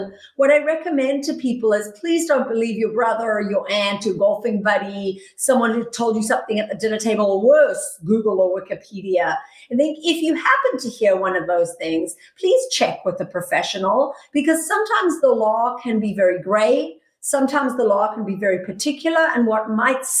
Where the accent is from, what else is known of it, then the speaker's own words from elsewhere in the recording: South Africa; moved away as an adult; now in United States; I'm originally from South Africa. I came to the United States with nothing but a bag of dirty clothes in 1997.